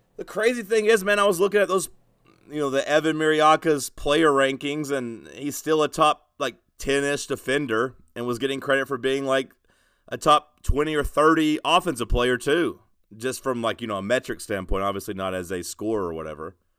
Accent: United States; I'm American

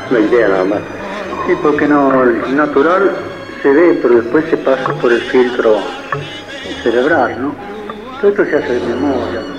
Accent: Buenos Aires, Argentina; Yo nací aquí en La Boca, soy boquense puro

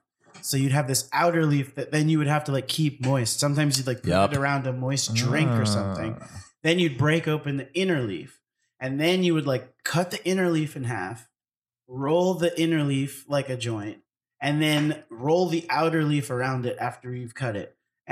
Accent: Miami, Florida, United States; So I'm from Miami.

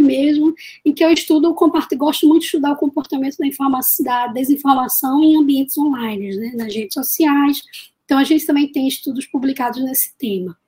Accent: Recife, Pernambuco, Brazil; eu sou de Recife, Pernambuco, e eu falo aqui da Universidade Federal de Pernambuco. Na verdade, eu costumo brincar que eu nasci aqui na UFPE

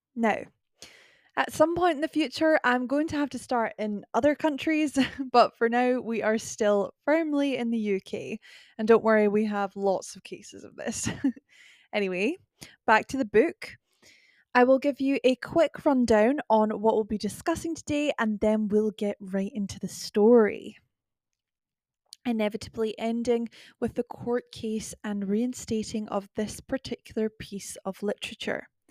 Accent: Scotland, United Kingdom; accent: Scottish

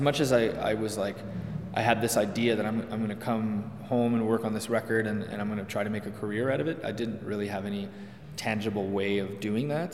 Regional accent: Hudson, Quebec, Canada; I grew up in Hudson, which is like just west of Montreal.

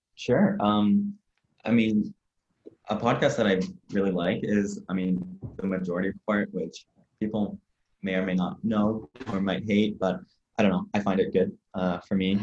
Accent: Ottawa, Ontario, Canada; also born or lived in London, Ontario; I'm in London, Ontario, Canada right now, oh. but I'm oh. from Ottawa, the capital

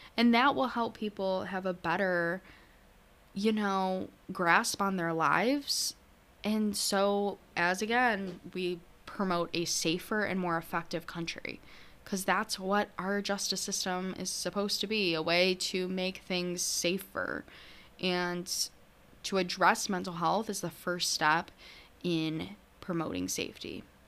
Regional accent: New York, United States; I'm from New York.

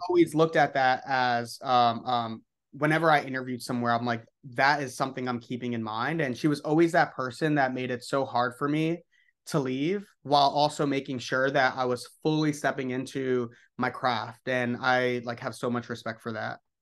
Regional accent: New York City, New York, United States; I grew up in the Upper East Side in Manhattan.

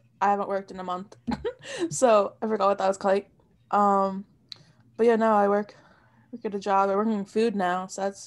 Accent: Brick, New Jersey, United States; I'm from Brick

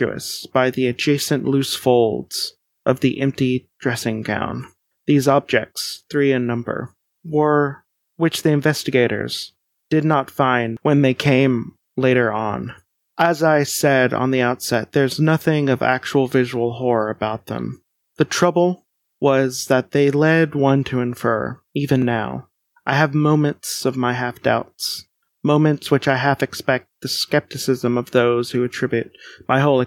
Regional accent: Central Kentucky, United States; I'm not technically from Appalachia, so I'm from Central Kentucky.

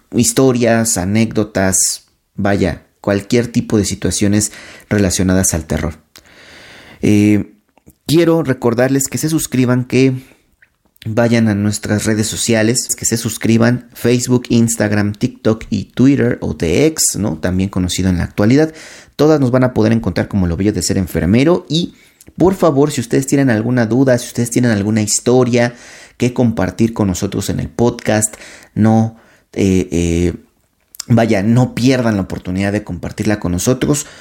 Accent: Mexico; de toda esta cultura que hemos creado nosotros también como, como mexicanos

